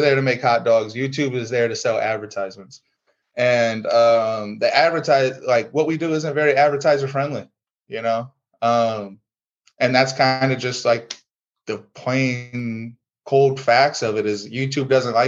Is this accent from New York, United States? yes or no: no; Fremont, Ohio, United States; We're a couple of small town kids. Our town, we're from Fremont, Ohio